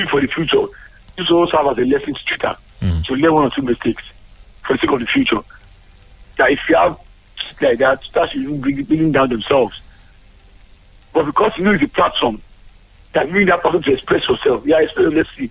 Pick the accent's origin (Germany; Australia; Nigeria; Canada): Nigeria; I can be tweeting from Nigeria, and you know I'm from Nigeria